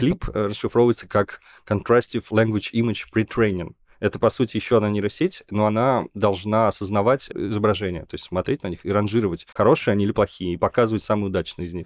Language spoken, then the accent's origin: Russian; Nizhny Novgorod, Nizhny Novgorod Oblast, Russia; из моего родного города Горького